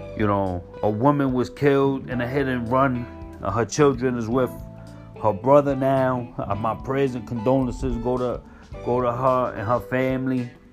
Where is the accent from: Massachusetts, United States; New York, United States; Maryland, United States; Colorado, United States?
New York, United States; New York City; being a New Yorker, being here when the towers hit, being in Manhattan when they hit. I was in Manhattan in school, in high school